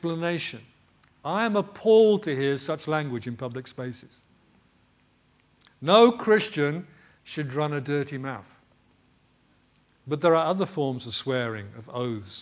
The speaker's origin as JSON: {"language": "English", "country": "United Kingdom"}